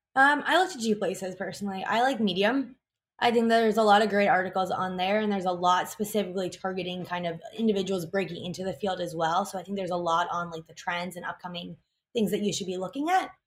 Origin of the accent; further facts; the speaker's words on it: New York City, New York, United States; I'm born and raised in New York City